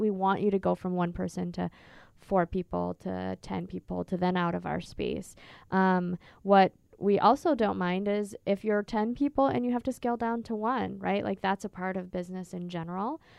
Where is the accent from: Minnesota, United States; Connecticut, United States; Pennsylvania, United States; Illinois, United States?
Minnesota, United States; also born or lived in California; now in Phoenix, United States; I'm originally from Minnesota, which is very green and lush